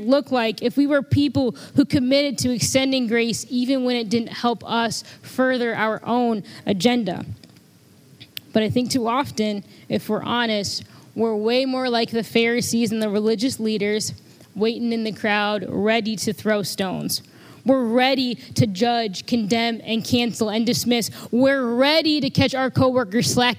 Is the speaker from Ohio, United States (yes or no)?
no; Freeport, Illinois, United States; I'm from Freeport, home of the Freeport pretzels